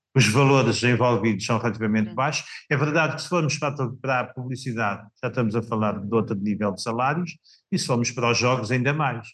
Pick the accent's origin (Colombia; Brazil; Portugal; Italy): Portugal; Samora Correia, Santarém District; na minha terra natal, Samora Correia